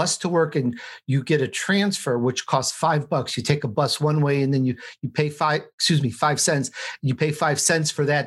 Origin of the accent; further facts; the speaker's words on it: Chicago, Illinois, United States; also born or lived in Sicily, Italy; I was born in Sicily, Italy. And when I was three, I moved to Chicago